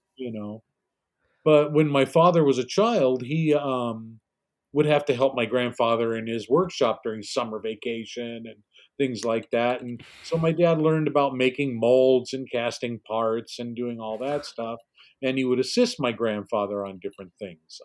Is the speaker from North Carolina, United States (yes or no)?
no; Glendale, California, United States; I was born here essentially to you in Los Angeles, but Glendale, which is a little suburb okay. in Los Angeles, and you know, I, I I spent my whole life pretty much in and around the San Fernando